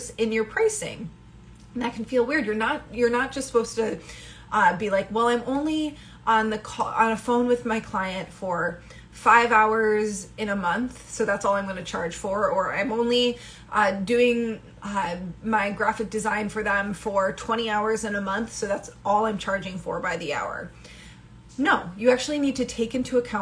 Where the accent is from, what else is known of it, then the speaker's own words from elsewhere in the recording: Midwest, United States; I come from the Midwest